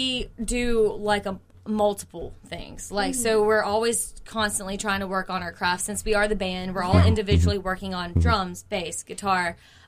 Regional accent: Mississippi Delta, United States; We grew up in the Delta

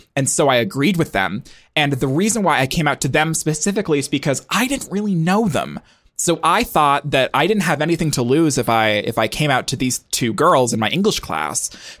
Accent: Montana, United States; I grew up in Montana, which is a state

